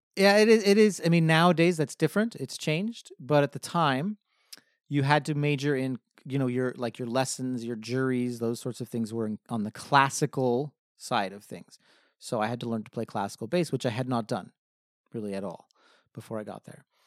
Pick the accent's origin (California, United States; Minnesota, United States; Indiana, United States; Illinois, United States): California, United States; Hemet; now in San Diego, United States; I grew up in Hemet, California, which is about a hundred miles north of here in Riverside County